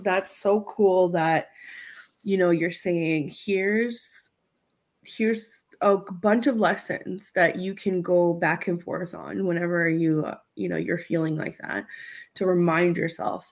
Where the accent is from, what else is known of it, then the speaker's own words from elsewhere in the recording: Romania; moved away; I grew up in Romania